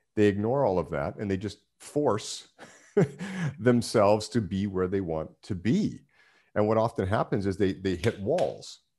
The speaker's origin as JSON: {"language": "English", "country": "Canada", "moved": "yes", "said": "being Canadian, that's, that was the Canadian life"}